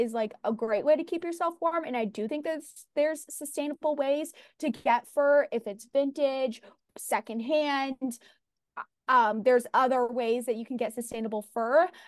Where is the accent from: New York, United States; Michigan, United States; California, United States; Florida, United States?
California, United States; Los Angeles; I'm from Venice, which is kind of like a wellness mecca.